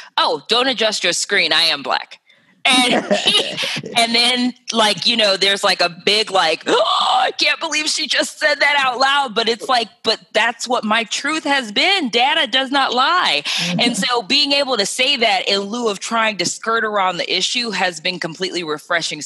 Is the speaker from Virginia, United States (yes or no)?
no; Cleveland, Ohio, United States; now in New York City, United States; I'm from Cleveland, Ohio